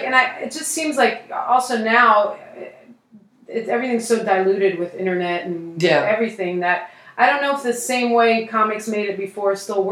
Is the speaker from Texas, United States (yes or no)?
no; Philadelphia, Pennsylvania, United States; I'm from Philadelphia